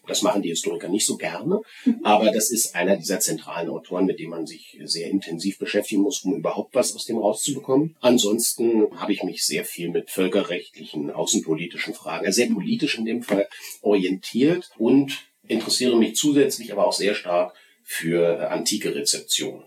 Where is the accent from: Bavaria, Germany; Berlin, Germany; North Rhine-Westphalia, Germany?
Berlin, Germany; moved away as an adult; now in Bochum, Germany; ich bin in Berlin aufgewachsen und bin dort auch zur Schule gegangen